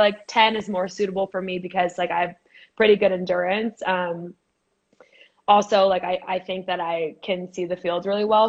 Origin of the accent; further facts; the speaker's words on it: Boise, Idaho, United States; moved away as an adult; also born or lived in California; I'm from Boise, Idaho